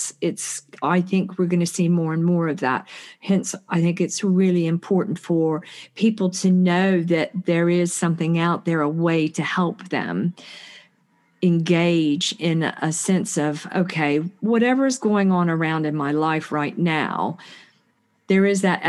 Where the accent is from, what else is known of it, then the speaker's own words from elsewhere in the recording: United States; because I'm from the States, you know, you have to pay for your health care